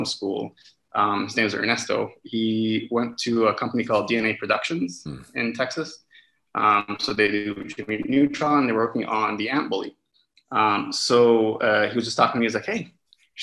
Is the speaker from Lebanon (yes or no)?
yes; Lebanon; moved away as an adult; also born or lived in Canada / Vancouver, Canada; I'm also Canadian as well